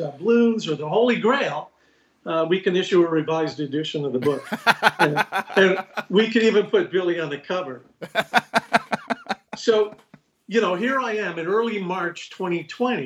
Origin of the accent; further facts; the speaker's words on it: Nova Scotia, Canada; I was growing up in Nova Scotia